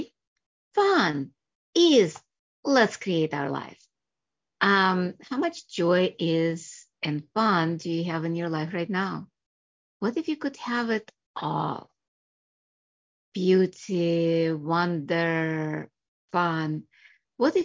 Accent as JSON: {"language": "English", "country": "Russia", "tie": "born or raised there", "also_born_or_lived": "Chicago area, United States", "moved": "yes", "lives_now": "United States", "said": "I was born in Russia, came here, and became a doctor, family practice in Chicago area"}